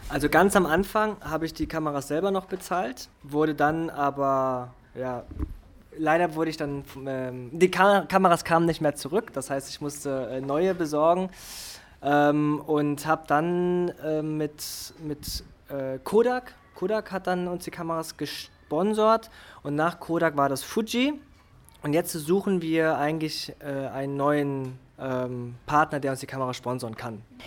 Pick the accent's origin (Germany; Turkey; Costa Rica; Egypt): Germany; Und ich bin in Deutschland groß geworden